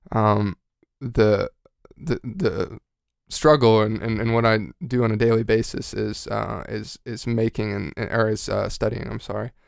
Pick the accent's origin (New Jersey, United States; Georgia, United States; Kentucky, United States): Georgia, United States; moved away; also born or lived in North Texas; I'm from Georgia